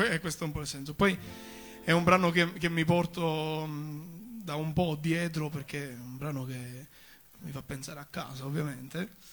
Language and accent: Italian; Rosolini, Sicily, Italy; first language Sicilian; Italian is a second language; moved away as an adult; also born or lived in Rome; io vengo dalla parte di Sicilia, cioè quella che sta più a sud